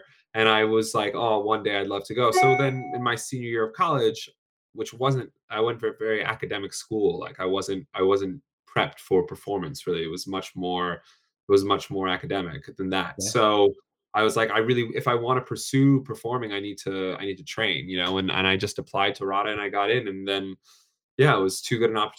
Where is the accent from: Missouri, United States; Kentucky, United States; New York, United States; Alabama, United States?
New York, United States; moved away as an adult; now in London, United Kingdom; I grew up in New York, actually.